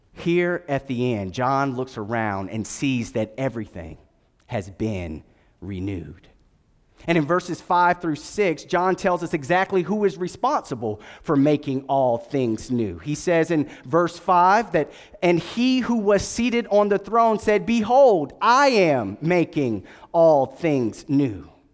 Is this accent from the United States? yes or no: yes; Durham, North Carolina, United States; moved away; I was born at Durham Regional Hospital and, uh, went to Durham School of the Arts way back in the day.